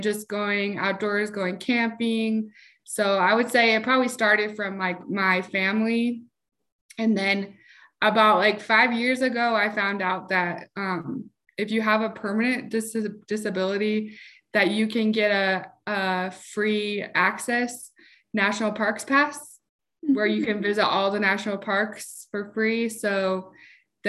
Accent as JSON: {"language": "English", "town": "Salt Lake City", "region": "Utah", "country": "United States", "said": "I'm from Salt Lake City, Utah"}